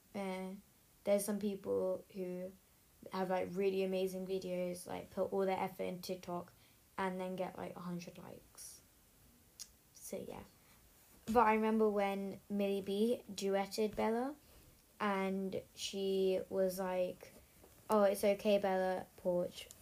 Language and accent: English; United Kingdom; I'm British